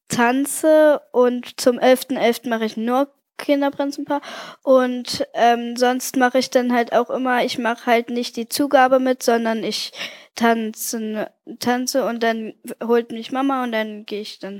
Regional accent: Köthen, Saxony-Anhalt, Germany; born there; Also ich bin zehn Jahre und ich wurde in Köthen geboren.

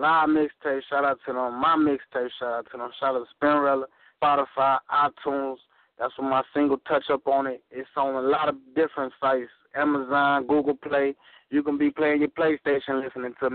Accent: Joliet, Illinois, United States; my hometown in Joliet

